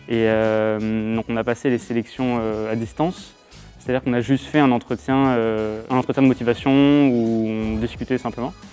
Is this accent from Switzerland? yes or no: no; Châtellerault, Nouvelle-Aquitaine, France; comme je viens de Châtellerault, j'étais déjà dans cette école avant dans les cours loisirs.